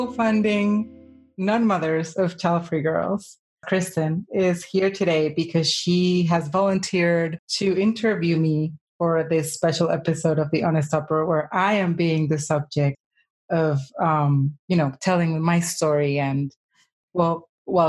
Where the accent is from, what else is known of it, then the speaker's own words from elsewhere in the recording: Colombia; was born in Colombia and I was raised here. I've been here most of my life